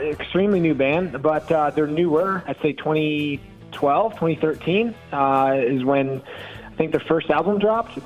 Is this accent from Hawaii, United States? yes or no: no; New York, United States; moved away; also born or lived in North Carolina; I'm from New York, most of my closest friends are from the South and uh, kind of feel like I'm a transplant by this point.